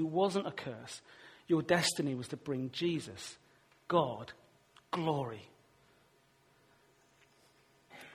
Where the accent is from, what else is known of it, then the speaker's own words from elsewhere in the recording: Weston-super-Mare, South West England, United Kingdom; my hometown, Western Supermare